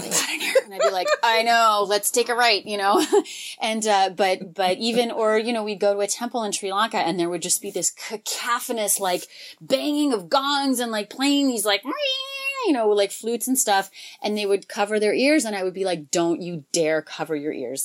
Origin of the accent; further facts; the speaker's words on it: United States; we're from this country, but we have this other background too